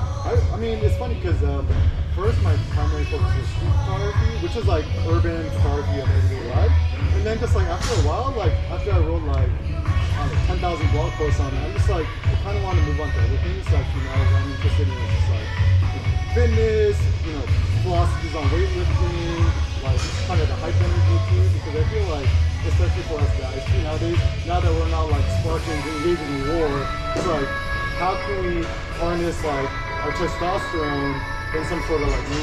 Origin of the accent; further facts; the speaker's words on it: Bay Area, California, United States; I'm originally from the Bay Area.